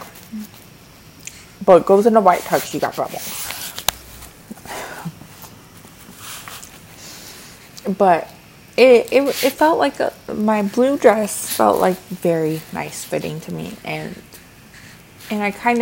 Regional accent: Midwest, United States; I'm also from the Midwest

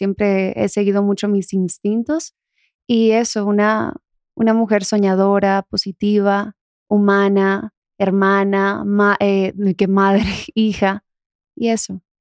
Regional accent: Dominican Republic; accent: Dominican; Sí, soy de República Dominicana.

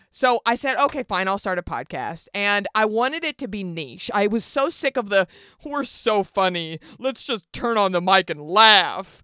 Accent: Garland, Texas, United States; moved away; I grew up in Garland, Texas

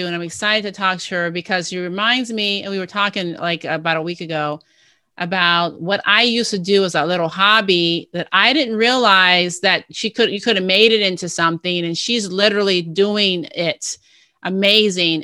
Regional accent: Ohio, United States; I was from Ohio

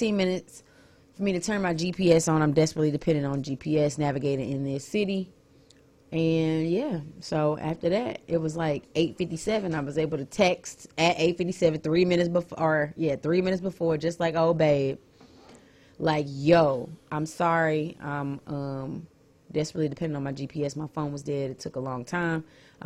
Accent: St. Louis, Missouri, United States; I'm from St. Louis, born and raised

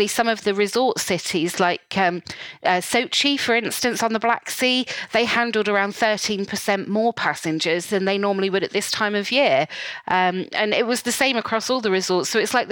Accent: United Kingdom; my home country, the UK.

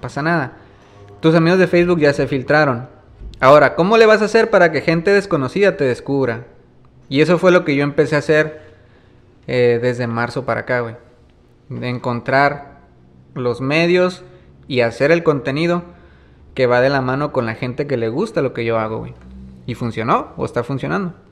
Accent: Maneadero, Baja California, Mexico; Yo estoy acostumbrado a caminar aquí en Maniaco

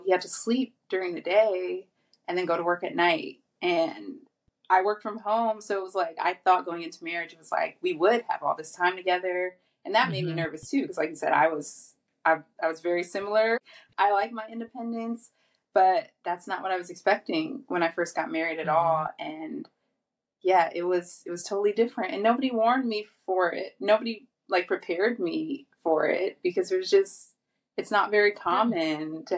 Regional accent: Akron, Ohio, United States; moved away as an adult; also born or lived in Florida / Orlando; I was born and raised in Akron, Ohio, and I stayed there until I was 24 years

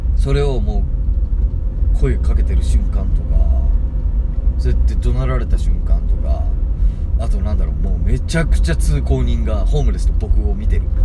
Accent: Tagawa, Fukuoka, Japan; 福岡県田川市出身

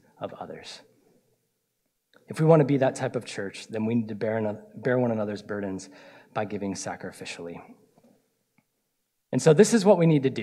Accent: Florida, United States; I'm from Florida

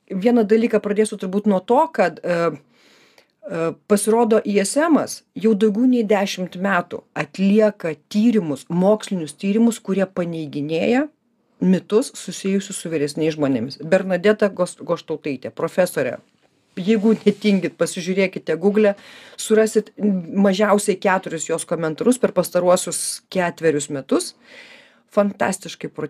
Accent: Kaunas, Kaunas County, Lithuania; aš ne Vilnietė, aš Kaunietė

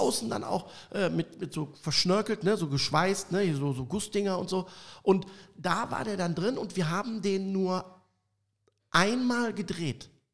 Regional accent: Cologne, North Rhine-Westphalia, Germany; Ich komme aus Köln

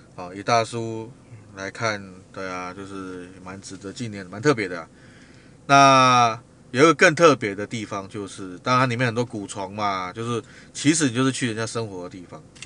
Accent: Taiwan; 既然一个人来到外地了，身为台湾人也不能漏气

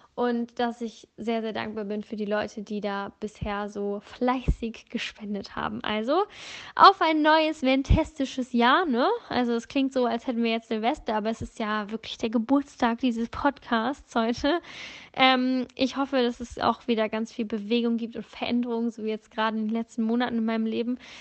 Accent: Northern Germany, Germany; moved away; also born or lived in Bavaria; ursprünglich komme ich aus Norddeutschland

